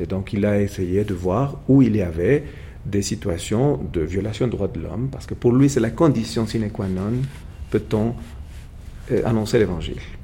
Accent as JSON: {"language": "French", "region": "Puebla", "country": "Mexico", "tie": "born or raised there", "moved": "yes", "lives_now": "Mexico City, Mexico", "said": "je suis né à Puebla, dans le sud du pays, pas très loin de Mexico City, à 120 km"}